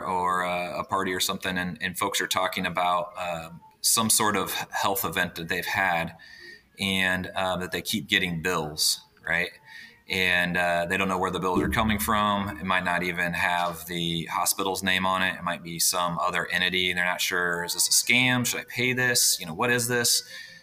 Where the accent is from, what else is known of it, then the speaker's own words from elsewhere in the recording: Indianapolis, Indiana, United States; I grew up in Indianapolis, Indiana, still here in Indianapolis as well